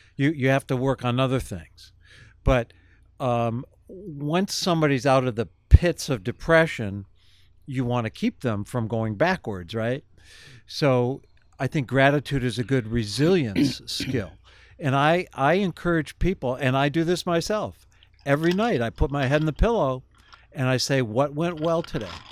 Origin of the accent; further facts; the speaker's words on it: Kenmore, United States; I grew up in Kenmore in a two parent, upper middle class family